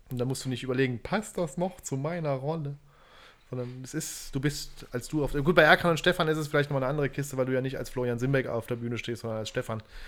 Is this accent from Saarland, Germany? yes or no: yes; Saarbrücken, Saarland, Germany; Zerbrücken, wo ich herkomme